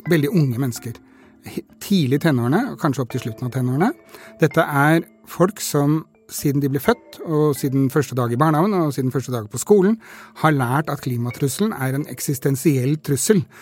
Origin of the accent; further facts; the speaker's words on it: Norway; born there; utslippene nå er like store som de var da jeg ble født i Norge